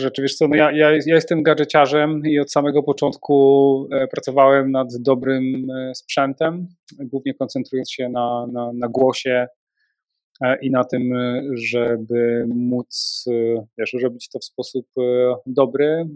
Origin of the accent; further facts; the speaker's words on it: Częstochowa, Silesian Voivodeship, Poland; Jestem z Częstochowy